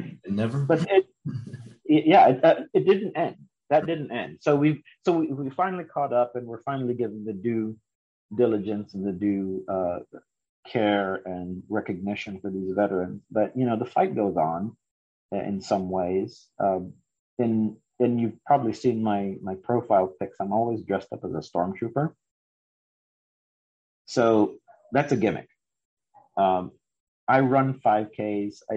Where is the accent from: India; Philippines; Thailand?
Philippines; moved away; We grew up in the Philippines, out in the country